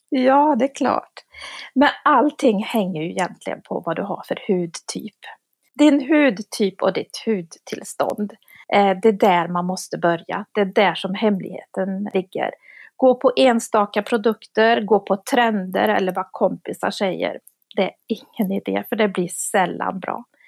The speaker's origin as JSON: {"language": "Swedish", "region": "Värmland", "country": "Sweden", "moved": "yes", "lives_now": "Gothenburg, Sweden", "said": "jag är ju från Värmland också som du är. Men jag har ju bott i Göteborg."}